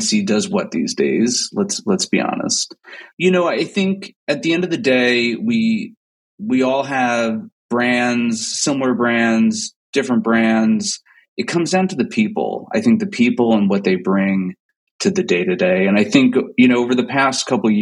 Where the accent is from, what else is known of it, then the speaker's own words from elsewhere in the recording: New Jersey, United States; moved away; also born or lived in Los Angeles / New York; I grew up in New Jersey. So I'm a Jersey kid